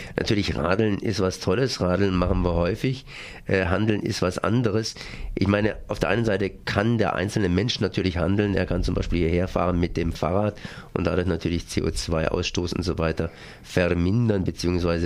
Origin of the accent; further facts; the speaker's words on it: Freiburg, Baden-Württemberg, Germany; als Freiburger